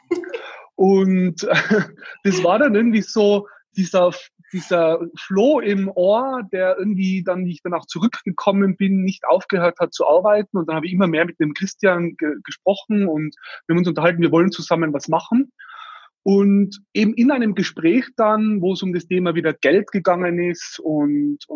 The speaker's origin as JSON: {"language": "German", "region": "Tyrol", "country": "Austria", "said": "wie man an meinem Dialekt dann unschwer erkennen wird, komme ich aus Österreich, aus Tirol."}